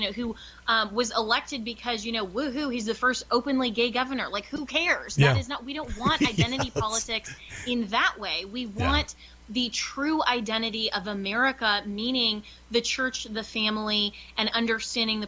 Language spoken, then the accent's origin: English; Colorado, United States; my home state of Colorado